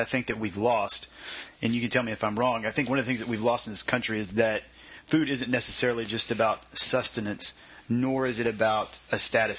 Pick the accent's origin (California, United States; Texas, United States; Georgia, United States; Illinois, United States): Texas, United States; Waco; when I grew up around Waco, I think one of the things that, in looking back, that still just blows my mind is that I was surrounded by farmers, completely surrounded by farmers.